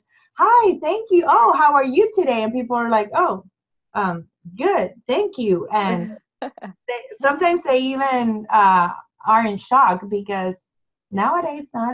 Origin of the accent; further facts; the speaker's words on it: San Juan, Puerto Rico; moved away as an adult; now in Round Rock, United States; I'm originally from San Juan, Puerto Rico.